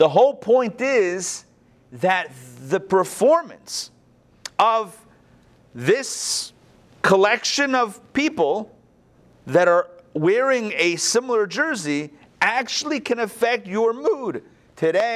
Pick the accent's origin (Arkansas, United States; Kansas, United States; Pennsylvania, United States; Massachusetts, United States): Pennsylvania, United States; Pittsburgh; moved away; I grew up in Pittsburgh